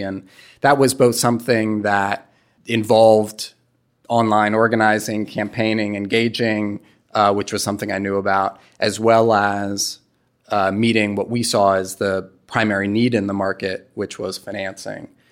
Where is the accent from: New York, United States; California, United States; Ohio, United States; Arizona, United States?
New York, United States; New York City; moved away; I'm from New York City